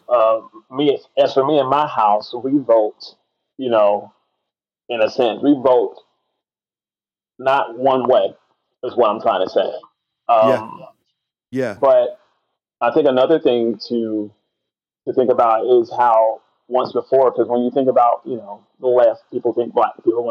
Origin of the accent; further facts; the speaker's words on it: United States; as a Christian who is American